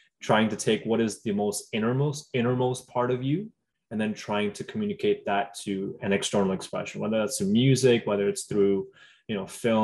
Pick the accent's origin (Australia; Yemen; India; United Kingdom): India; Delhi; now in Toronto, Canada; I grew up in Delhi